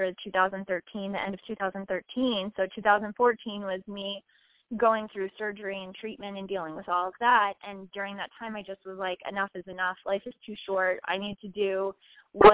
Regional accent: Iowa, United States; born or raised there

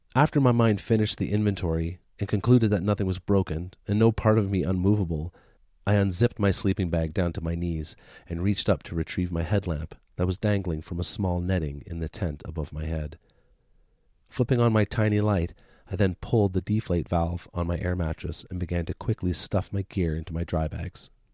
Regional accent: Deep River, Ontario, Canada; moved away; my hometown, little tiny Deep River, Ontario, where I grew up

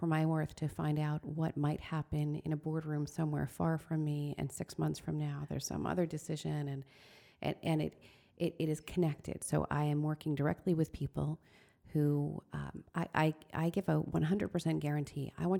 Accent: Queensbury, New York, United States; So I was raised here in Queensbury, and my parents were very hardworking.

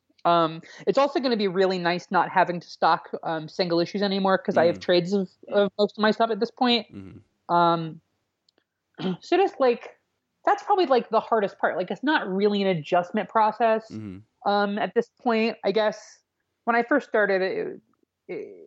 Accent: Richmond, Virginia, United States; moved away as an adult; now in New York, United States; I'm from New York originally, but I grew up in Central Virginia, in a suburb of Richmond

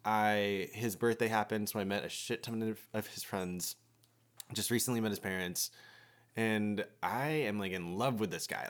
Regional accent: United States; having, like, an immigrant parent and growing up in America

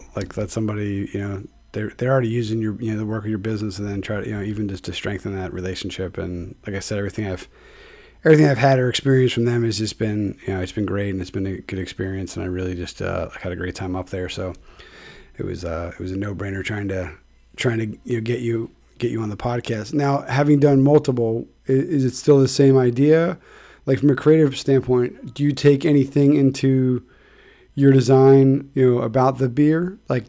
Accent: Philadelphia, Pennsylvania, United States; now in Connecticut, United States; I'm from Philly

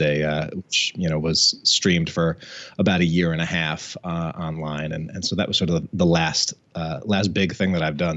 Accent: Albany, New York, United States; moved away as an adult; also born or lived in Washington, D.C.; now in Massachusetts, United States; I grew up in Albany, New York, um, which is you know the capital city of uh, of sort of upstate New York

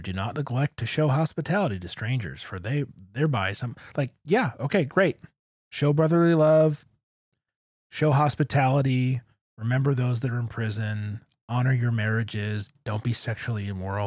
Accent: Grosse Pointe, Michigan, United States; growing up in Grosse Pointe, but going to church in the city

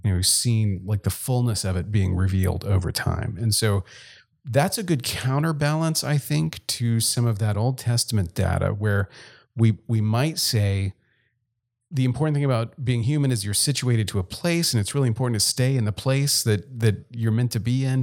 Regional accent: Gulf Coast of Louisiana, United States; moved away as an adult; also born or lived in Texas; now in South Dakota, United States; I grew up in Louisiana and left, I guess, between high school and college

